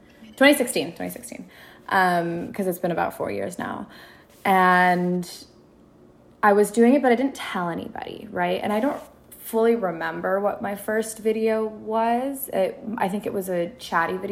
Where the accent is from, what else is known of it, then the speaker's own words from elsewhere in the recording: Minneapolis, Minnesota, United States; moved away as an adult; also born or lived in Sudan (ancestry); now in Los Angeles, United States; I was born and raised in Minneapolis. I'm originally Sudanese. I moved to LA a couple of years ago.